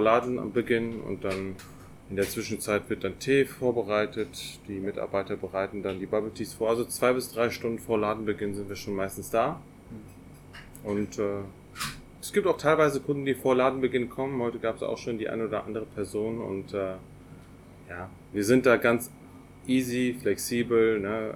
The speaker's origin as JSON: {"language": "German", "town": "Paderborn", "region": "North Rhine-Westphalia", "country": "Germany", "tie": "born or raised there", "said": "gebürtiger Paderborner"}